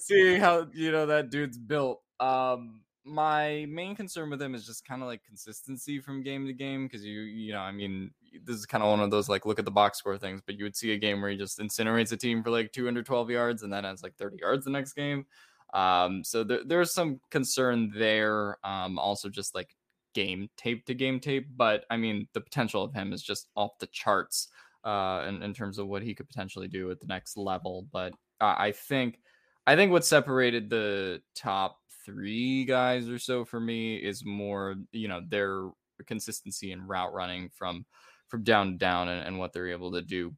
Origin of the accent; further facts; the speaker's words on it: New Jersey, United States; I grew up in New Jersey